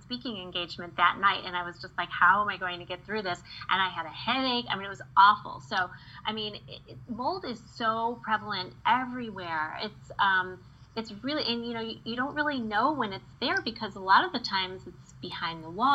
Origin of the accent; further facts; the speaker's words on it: Midwest, United States; I grew up in the Midwest